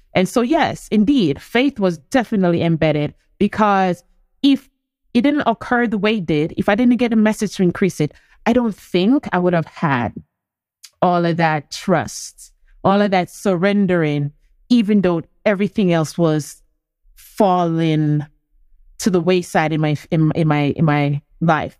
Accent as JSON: {"language": "English", "region": "Portland", "country": "Jamaica", "said": "I'm from country, I've come from Portland"}